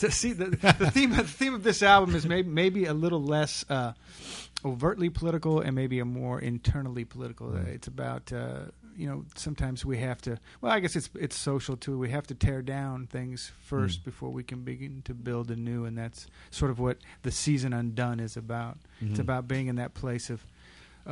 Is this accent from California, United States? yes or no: yes; Inglewood, California, United States; I was born in Inglewood